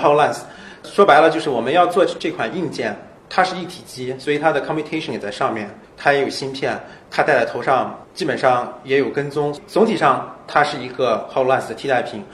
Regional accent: Urumqi, Xinjiang, China; also born or lived in Seattle; now in Shanghai, China; 我在乌鲁木齐长大

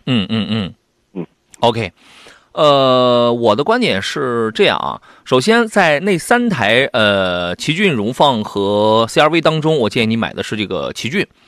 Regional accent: Shandong, China; 这是咱们中国人这个，而且也是咱们山东人啊自己造了这么一个东西。

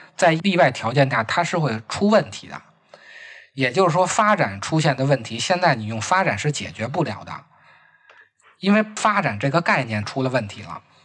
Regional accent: Beijing, China; accent: Beijing dialect; 按咱们北京话说

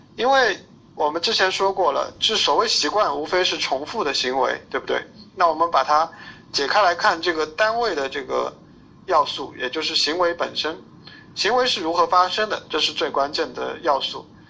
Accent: Shanghai, China; 我是上海人，然后一直，呃，生活、工作、学习在上海这边

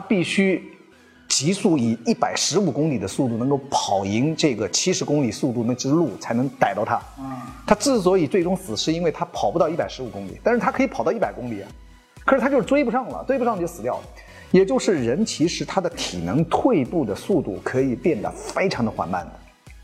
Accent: China; 我们中国人总是 有一些传统的概念影响着我们的生活

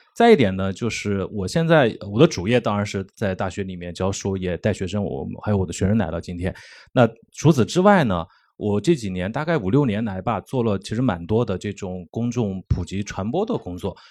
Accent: Xuancheng, Anhui, China; accent: Jianghuai Mandarin; moved away; 确实靠近南京很近的一个安徽的县城里面，小时候去南京也很多

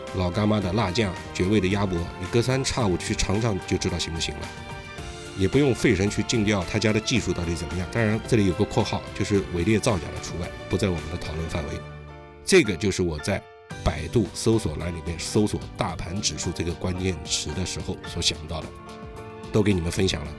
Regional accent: China; 就一如我们中国人把房产的买卖交给中介一般

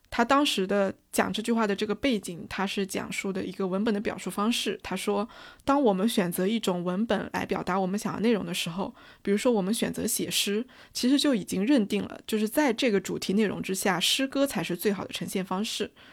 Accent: China; 我们中国人

